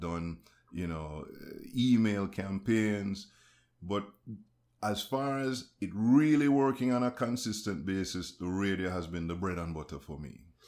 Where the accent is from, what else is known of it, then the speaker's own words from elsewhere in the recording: Jamaica; I'm Jamaican